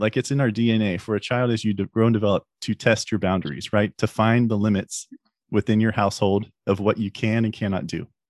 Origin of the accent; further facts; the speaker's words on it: United States; we as the American people